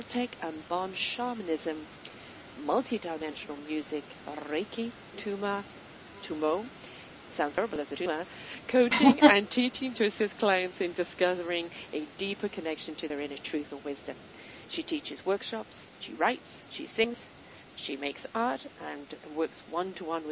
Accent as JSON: {"language": "English", "country": "United Kingdom", "said": "I'm British"}